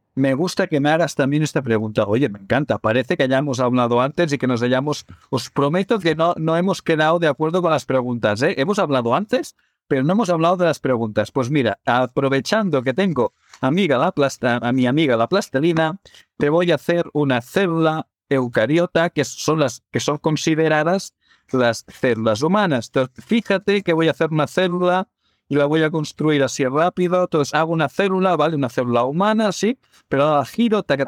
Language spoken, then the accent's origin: Spanish; Barcelona, Catalonia, Spain; yo soy de Barcelona